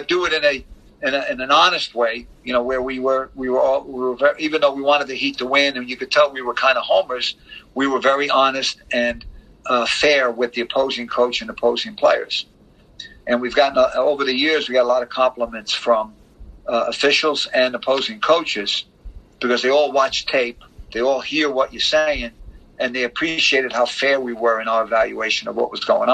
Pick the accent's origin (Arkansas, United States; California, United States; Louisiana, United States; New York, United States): New York, United States; Mount Vernon; moved away as an adult; now in Miami, United States; I'm from Mount Vernon, so I know I was, the local guy who made good